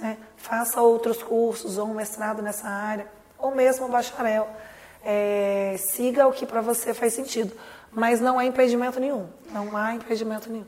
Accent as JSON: {"language": "Portuguese", "town": "Lavras", "region": "Minas Gerais", "country": "Brazil", "tie": "born or raised there", "said": "Eu nasci em Lavras eu estudei com muito orgulho aí"}